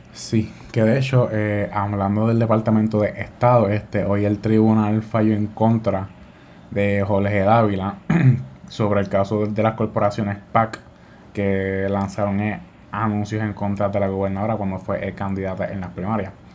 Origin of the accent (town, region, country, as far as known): Puerto Rico